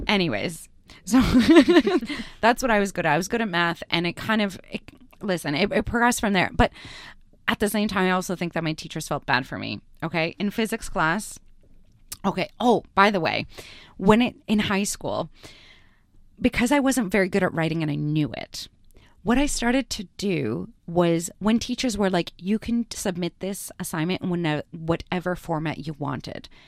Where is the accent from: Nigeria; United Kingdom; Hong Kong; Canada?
Canada; English is a second language; moved away as an adult; now in Australia; I had just immigrated into Canada, I was learning English and French at the same time